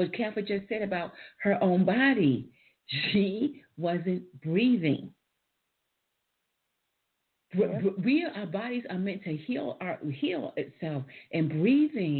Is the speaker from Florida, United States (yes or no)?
no; New York City, New York, United States; I'm from New York